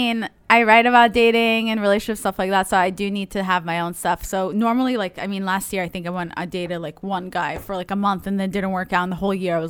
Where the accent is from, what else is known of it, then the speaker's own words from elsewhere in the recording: Israel; But I grew up in Israel, so it was really hot.